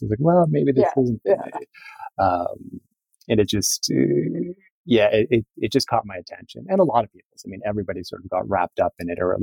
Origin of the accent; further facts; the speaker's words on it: Cape Cod, Massachusetts, United States; moved away; I grew up on the Cape, you know, very sort of environmentally aware and conscious.